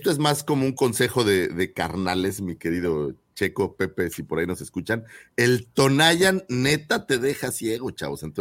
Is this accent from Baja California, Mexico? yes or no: no; Naucalpan, State of Mexico, Mexico; de donde yo soy, que es ciudad satélite, un lugar en la Ciudad de México, hay una raza que le llaman sateluco, de la cual yo provengo